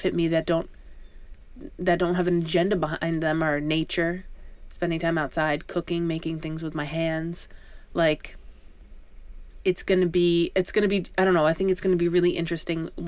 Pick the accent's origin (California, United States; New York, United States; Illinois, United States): New York, United States; around New York City, United States; growing up around New York City